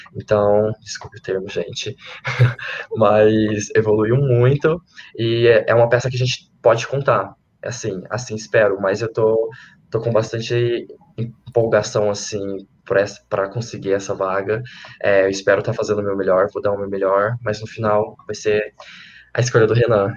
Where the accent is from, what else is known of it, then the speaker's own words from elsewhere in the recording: Minas Gerais, Brazil; moved away; also born or lived in Lavras; lá na minha cidade de Santo Antônio